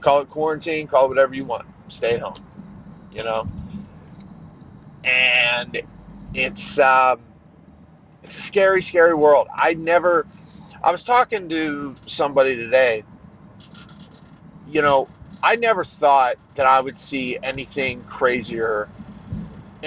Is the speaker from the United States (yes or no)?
yes; Pennsylvania, United States; also born or lived in Pittsburgh area, southwestern Pennsylvania; we were here in my home state of Pennsylvania